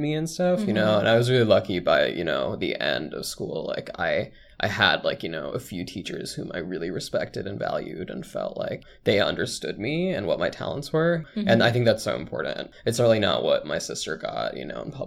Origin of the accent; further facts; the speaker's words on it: suburban New Jersey, United States; first language Bengali; English is a second language; I grew up in suburban New Jersey.